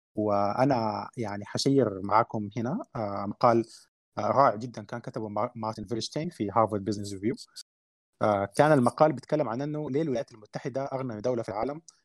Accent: Sudan; احنا عندنا في السودان

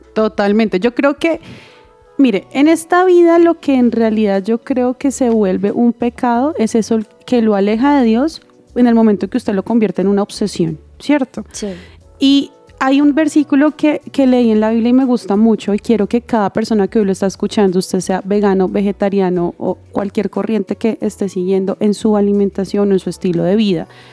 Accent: Bogotá, Colombia; also born or lived in Santander; yo nací en Bogotá, pero toda mi familia es santanderiana

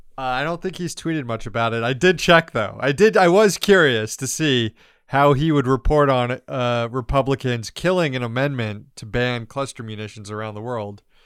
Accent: Florida, United States; moved away; I don't live in Florida

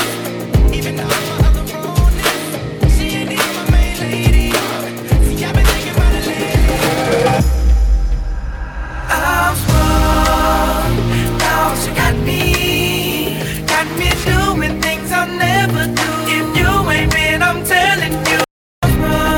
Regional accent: Costa Rica; I'm all the way from Costa Rica

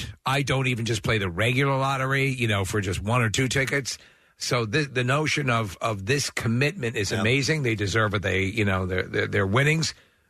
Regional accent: New York, United States; moved away; growing up in New York

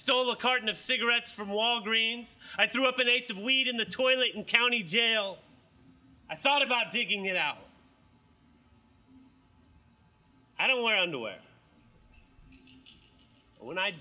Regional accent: Oklahoma, United States; now in Baton Rouge, United States; I was born and raised in Oklahoma

